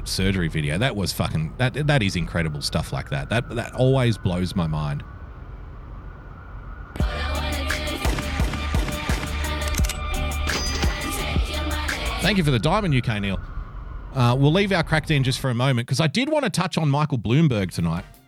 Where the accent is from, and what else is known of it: Australia; born or raised there; accent: Australian